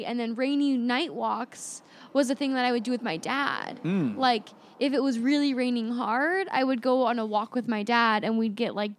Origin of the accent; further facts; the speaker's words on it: Gold River, California, United States; And I grew up in Gold River, California, which is like this very particular suburban neighborhood